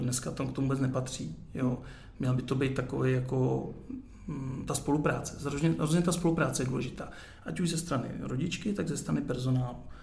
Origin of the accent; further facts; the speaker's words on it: Ústí nad Labem, Ústí nad Labem Region, Czechia; já jsem narozený v Ústí